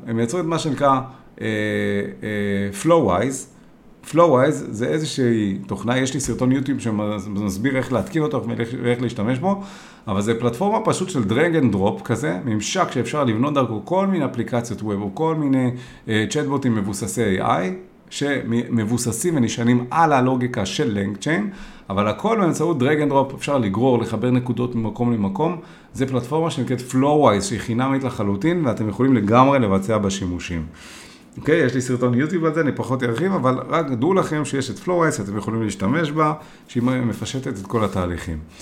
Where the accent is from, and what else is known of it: Israel